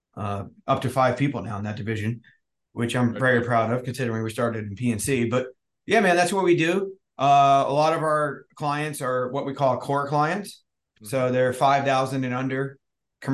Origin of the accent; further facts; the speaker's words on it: New Jersey, United States; moved away as an adult; also born or lived in Maryland; now in San Diego, United States; I grew up in Jersey